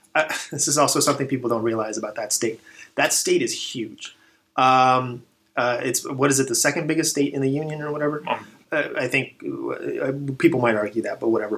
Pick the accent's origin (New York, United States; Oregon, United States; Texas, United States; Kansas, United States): Texas, United States; moved away as an adult; also born or lived in Dallas Fort Worth / El Paso; now in California, United States; I'm originally from Texas